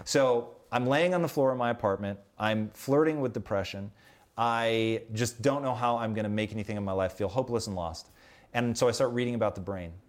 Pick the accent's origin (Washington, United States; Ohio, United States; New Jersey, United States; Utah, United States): Washington, United States; Tacoma; moved away as an adult; growing up in Tacoma.